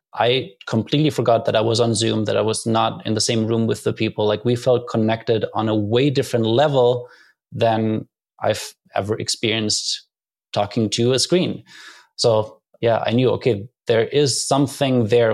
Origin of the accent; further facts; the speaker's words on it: Germany; moved away as an adult; I grew up in Germany